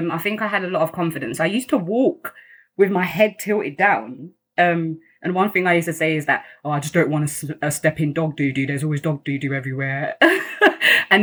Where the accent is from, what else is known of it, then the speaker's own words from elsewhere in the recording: London, United Kingdom; also born or lived in Kampala, Uganda; I've grown up in Greenwich. I've never left Greenwich